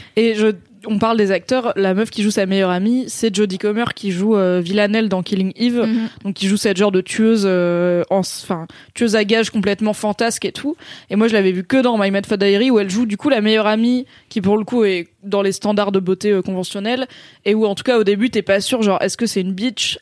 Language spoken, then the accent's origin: French; France; en tant que Français